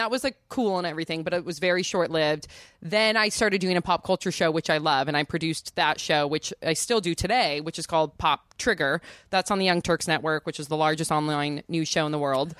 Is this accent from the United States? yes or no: yes; Santa Cruz, California, United States; I grew up in Santa Cruz